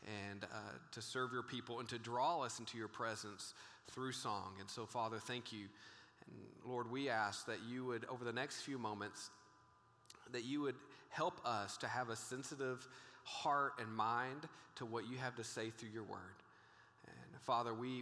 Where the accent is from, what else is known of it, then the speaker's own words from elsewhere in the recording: Texas, United States; I grew up in a small town in Texas